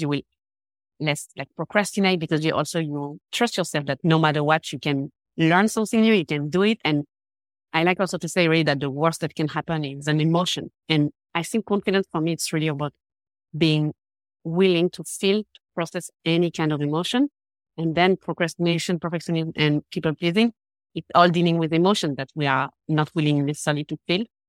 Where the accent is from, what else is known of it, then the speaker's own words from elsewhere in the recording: Geneva, Switzerland; English is a second language; I'm from Geneva, Switzerland.